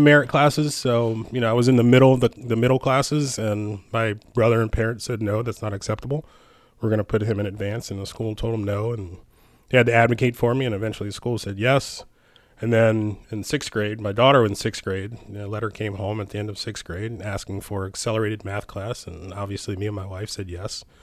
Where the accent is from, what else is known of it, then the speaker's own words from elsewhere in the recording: Lewistown, Maryland, United States; I, I, I grew up here. I was born and raised. Um, I grew up in Lewistown, which is very close to Rocky Ridge.